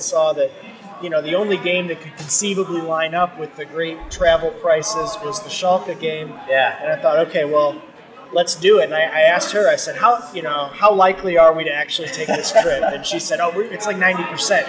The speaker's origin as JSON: {"language": "English", "town": "St. Louis", "region": "Missouri", "country": "United States", "tie": "born or raised there", "said": "I am St. Louis, born and bred."}